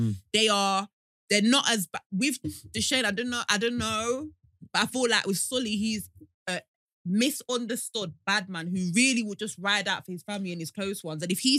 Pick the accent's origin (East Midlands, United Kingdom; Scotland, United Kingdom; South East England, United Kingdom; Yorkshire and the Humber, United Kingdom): East Midlands, United Kingdom; Leicester; I'm from Highfield.